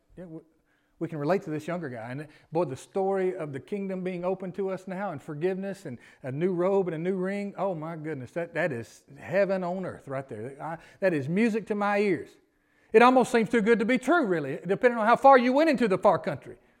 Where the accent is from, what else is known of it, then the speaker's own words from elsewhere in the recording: Memphis, Tennessee, United States; now in Gilbertown, United States; I'm from Memphis